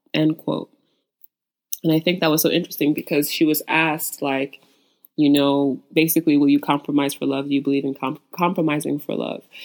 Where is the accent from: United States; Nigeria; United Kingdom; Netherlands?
Nigeria; as a Nigerian